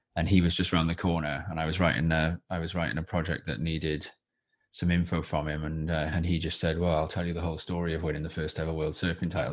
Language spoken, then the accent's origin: English; Wales, United Kingdom; also born or lived in Watford; when I was growing up in, in, in, you know, in Wales and younger